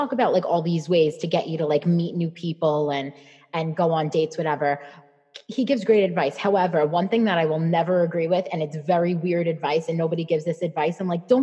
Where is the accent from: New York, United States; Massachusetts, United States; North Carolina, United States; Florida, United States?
New York, United States; New York City; moved away as an adult; also born or lived in Hoboken, New Jersey; we both grew up in Staten Island. So I'm from New York. So we both grew up in Staten Island